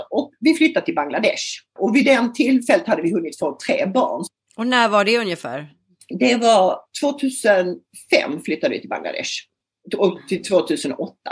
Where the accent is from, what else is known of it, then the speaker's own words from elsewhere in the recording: Lund, Skåne, Sweden; moved away as an adult; also born or lived in Stockholm; alltså jag kommer från Lund faktiskt, där jag bor nu. Så jag har gjort någon sorts full circle liv. Jag kommer från Lund, flyttade som 22-åring till Stockholm och jobbade som journalist i många herrans år.